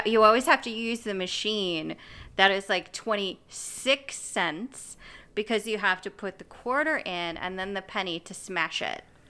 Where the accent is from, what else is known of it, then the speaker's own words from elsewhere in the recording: United States; I'm speaking as an American